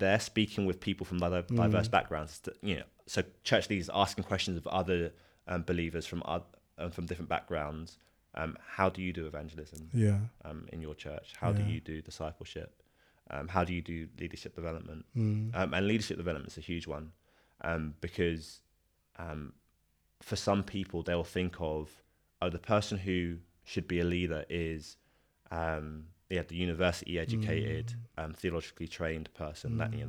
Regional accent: England, United Kingdom; Not just me as a Christian, but me as a as an Englishman

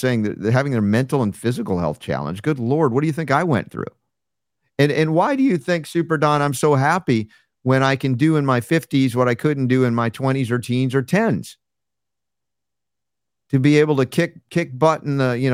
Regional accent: South Florida, United States; also born or lived in New York; we moved from New York to South Florida when I was a kid

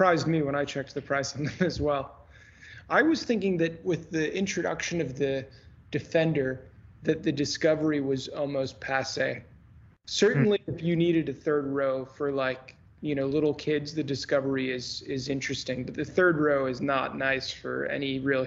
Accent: United States; as an American guy

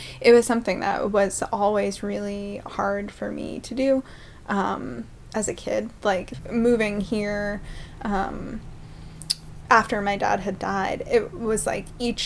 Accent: northern Maine, United States; also born or lived in Blue Hill, Maine; I was born in Blue Hill, but then we moved up to the unorganized territories

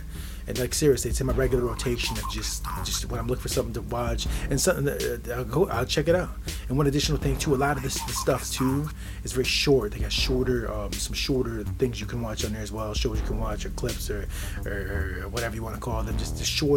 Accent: Midwest, United States; I'm from the Midwest. It's the perspective of a guy from the Midwest.

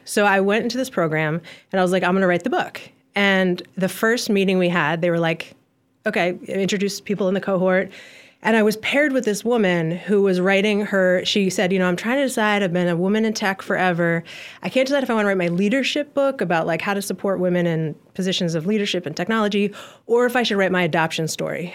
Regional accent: Ann Arbor, Michigan, United States; I was born in Ann Arbor, Michigan in nineteen eighty-two

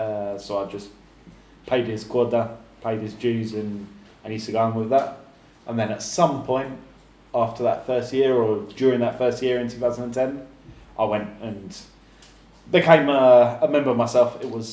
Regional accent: near Brighton, South East England, United Kingdom; now in Argentina; I was born 20 miles from there, 15 miles.

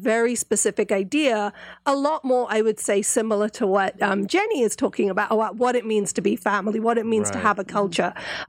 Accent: England, United Kingdom; I grew up in Britain and mm-hmm. was born in England. So from very early on, had to navigate a very new specific culture, which is being British Indian.

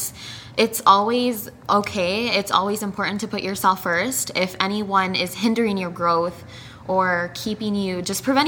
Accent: El Paso, Texas, United States; moved away as an adult; now in Denver, United States; So I was born in Denver, Colorado. Shout out to Denver. I lived there for 6 years, and then I lived in El Paso, Texas for 14 years.

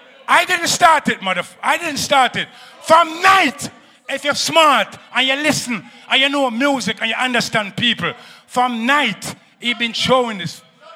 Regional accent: Jamaica; now in New York, United States; just like me come from Jamaica, but I live in New York, I grew up in New York.

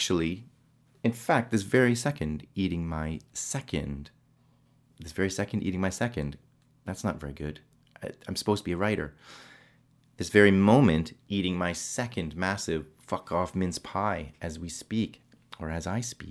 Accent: Canada; also born or lived in England; now in United Kingdom; being Canadian

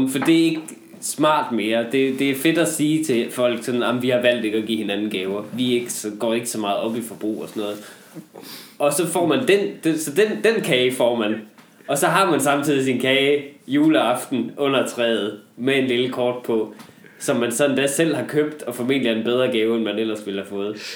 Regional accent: Jutland, Denmark; jeg tror, da jeg var hjemme i øh, Jylland til jul, det siger måske meget om der, hvor jeg kommer fra, ja.

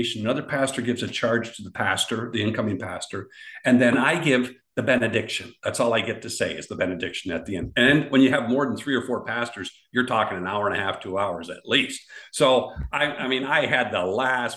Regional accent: Canada; We Canadians

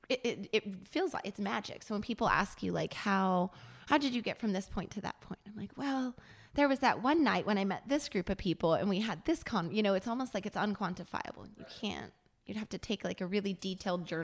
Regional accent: New Mexico, United States; moved away as an adult; now in San Diego, United States; I'm from New Mexico.

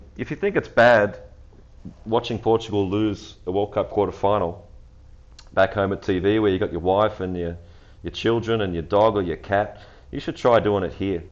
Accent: Australia; being Australian

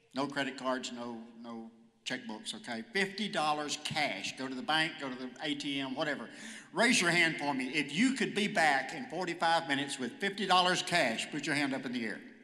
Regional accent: Hooks, Texas, United States; moved away as an adult; also born or lived in Texarkana, Texas / Houston, Texas; I was born in Texarkana, Texas. Uh, grew up in Hooks, which is a small town about 14 miles outside of Texarkana

